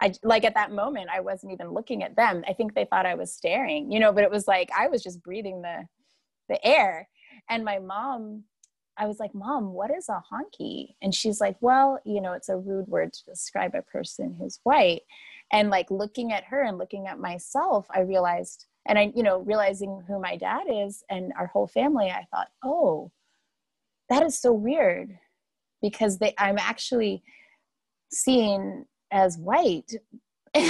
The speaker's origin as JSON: {"language": "English", "country": "United States", "tie": "born or raised there", "said": "being a person born in the United States in the, you know, late 1970s"}